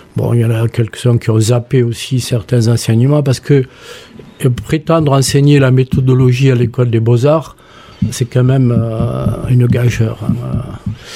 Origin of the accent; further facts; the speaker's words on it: Toulouse, Occitania, France; moved away; also born or lived in Montpellier; je suis né rue Miramar.